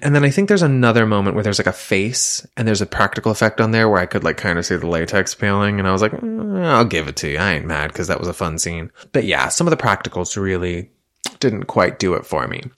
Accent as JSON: {"language": "English", "region": "Massachusetts", "country": "United States", "said": "I'm from Massachusetts"}